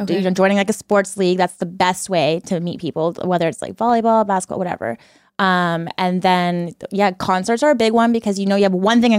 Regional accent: Washington, United States; moved away as an adult; now in San Diego, United States; I was born and raised in Washington my whole life, lived there.

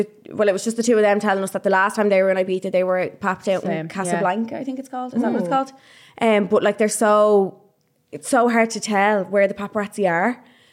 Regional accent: Dublin, Leinster, Ireland; we're from Dublin.

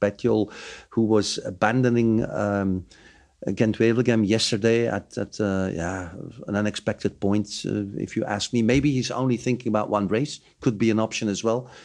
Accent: Bruges, Flanders, Belgium; my hometown, Bruges

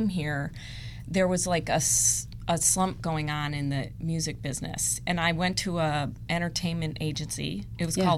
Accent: Illinois, United States; growing up in Illinois

